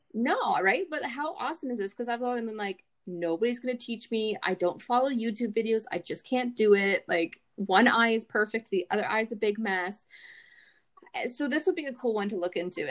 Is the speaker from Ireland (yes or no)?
no; Canada; we're Canadian